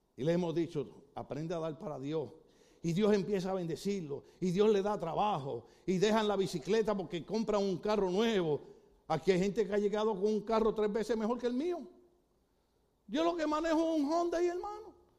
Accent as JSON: {"language": "Spanish", "country": "Puerto Rico"}